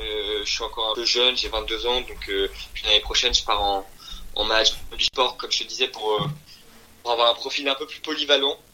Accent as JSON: {"language": "French", "country": "France", "tie": "born or raised there", "also_born_or_lived": "Belgium / Japan / Versailles", "said": "je suis d'origine belge, Et en fait, j'ai quitté la Belgique il y a de ça au moins 15 euh, ans. En fait, je suis, je en France depuis, l'âge de 5 ans."}